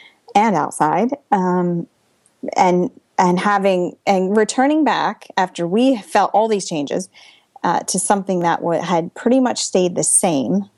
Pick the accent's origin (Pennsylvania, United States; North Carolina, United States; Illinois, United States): Pennsylvania, United States; moved away as an adult; now in New Jersey, United States; We are originally from Pennsylvania